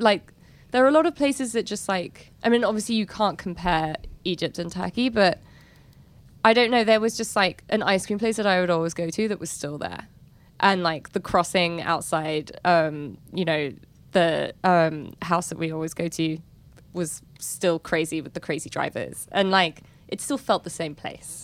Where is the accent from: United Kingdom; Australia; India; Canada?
United Kingdom; London; moved away; born and raised in London